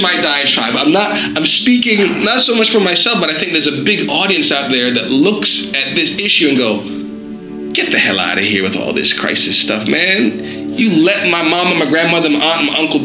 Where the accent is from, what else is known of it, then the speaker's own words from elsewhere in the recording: New York City, New York, United States; I grew up in Brooklyn, New York